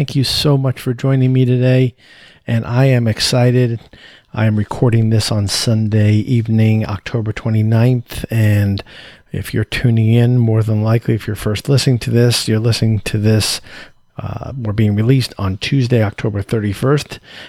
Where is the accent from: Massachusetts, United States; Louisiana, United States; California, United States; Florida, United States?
Florida, United States; Tampa; in my hometown of Tampa, Florida.